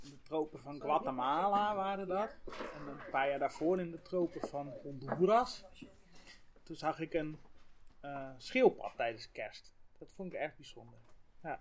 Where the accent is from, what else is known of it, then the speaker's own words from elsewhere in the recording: Friesland, Netherlands; Ik kom uit het Hoge Noorden